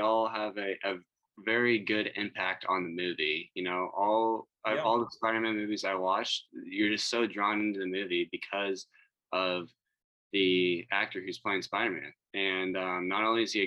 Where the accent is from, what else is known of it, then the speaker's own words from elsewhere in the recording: Dallas, Texas, United States; I am from Dallas, Texas